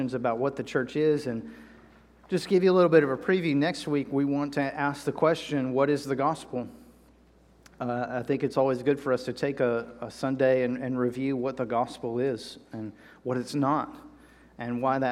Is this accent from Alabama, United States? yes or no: no; North Carolina, United States; moved away; also born or lived in Texas; I'm from North Carolina